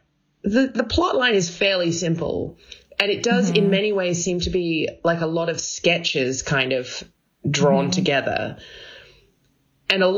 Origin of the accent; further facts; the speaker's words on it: Australia; as an Australian viewer